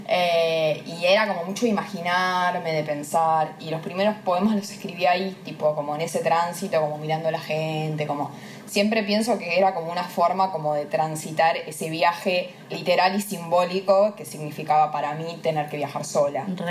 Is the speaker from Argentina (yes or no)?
yes; Avellaneda, Buenos Aires Province, Argentina; me reivindico como muy de Avellaneda